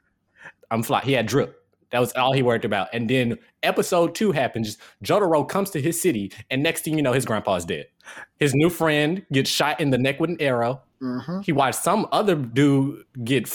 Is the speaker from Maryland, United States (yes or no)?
no; Jackson, Mississippi, United States; now in North Carolina, United States; my city, Jackson, Mississippi, my hometown